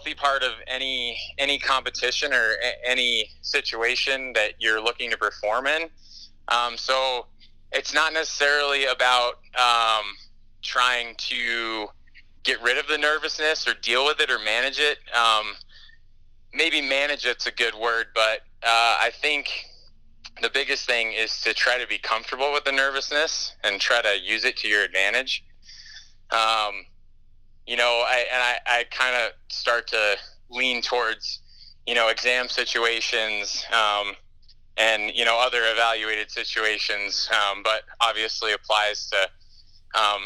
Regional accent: Salt Lake City, Utah, United States; moved away; I'm going to be in Salt Lake City, which is my hometown

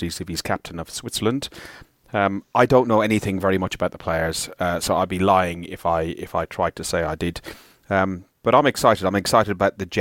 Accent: Ireland; I'm Irish

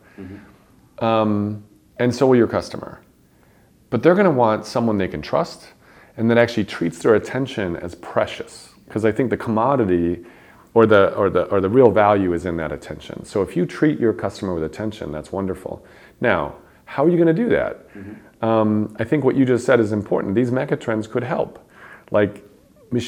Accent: Chicago, Illinois, United States; my hometown of Chicago

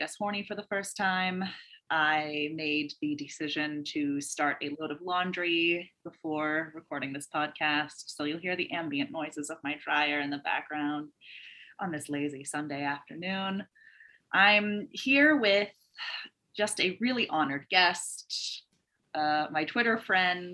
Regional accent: Southern Oregon, United States; I grew up in Southern Oregon. So I live there now also, but I have to clarify, like I left and like did other things

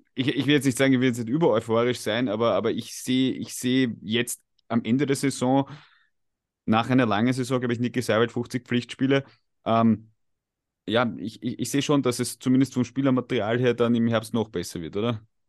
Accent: Austria; wir als Österreicher

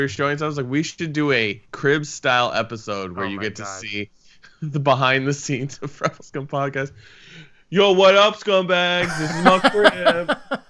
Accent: Vancouver, Washington, United States; It's like, no, I'm from the Couve.

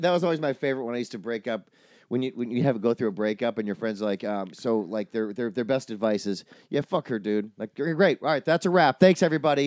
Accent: Wisconsin, United States; I grew up in Wisconsin

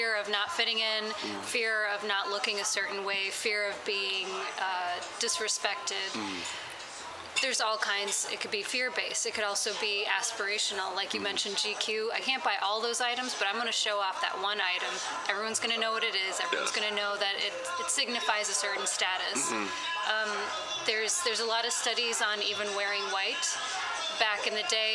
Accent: Chicago, Illinois, United States; I grew up in the city. I grew up in Lincoln Square

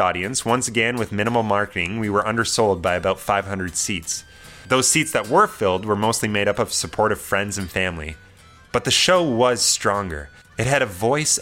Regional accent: Kingston, Ontario, Canada; my hometown of Kingston, Ontario

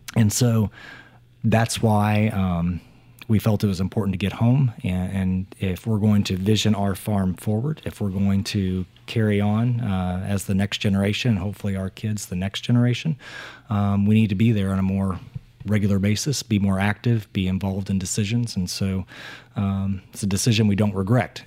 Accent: Appleton City, Missouri, United States; also born or lived in Jefferson City, Missouri; we relocated from Jefferson City back to Appleton City

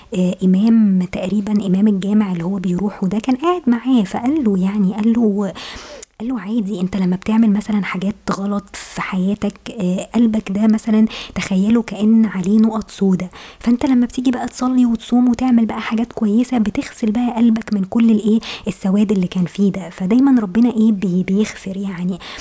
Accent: Egypt; احنا كمصريين

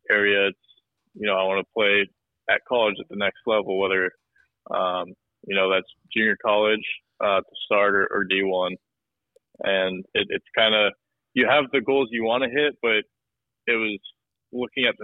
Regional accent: Omaha, Nebraska, United States; moved away as an adult; also born or lived in Phoenix, Arizona; being from Omaha

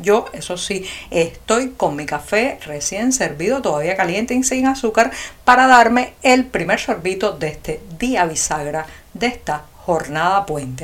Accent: Cuba; los cubanos

